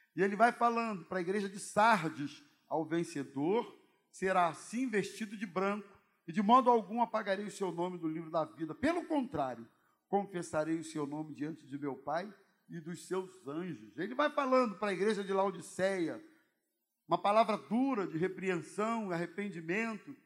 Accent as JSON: {"language": "Portuguese", "country": "Brazil", "said": "como bom brasileiro"}